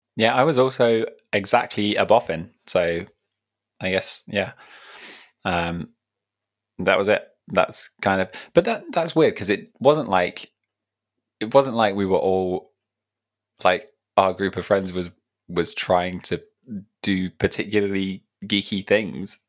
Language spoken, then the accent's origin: English; Leicestershire, East Midlands, United Kingdom; I grew up in Leicestershire